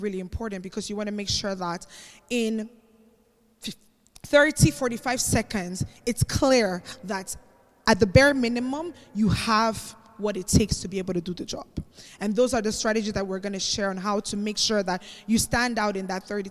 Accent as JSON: {"language": "English", "country": "Cameroon", "also_born_or_lived": "Spain", "said": "So I'm actually not Nigerian. Many people think I'm Nigerian, but I'm actually Cameroonian."}